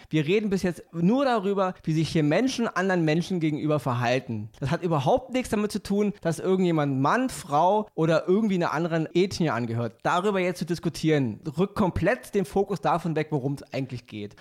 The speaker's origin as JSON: {"language": "German", "region": "Berlin", "country": "Germany", "said": "Ich bin Berliner."}